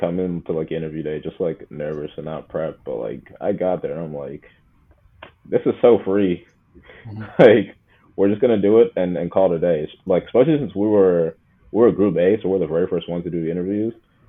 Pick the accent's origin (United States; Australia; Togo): Togo; This really all started when, like, I was a kid, seeing that I'm an immigrant, we're from Togo, and my parents are just old.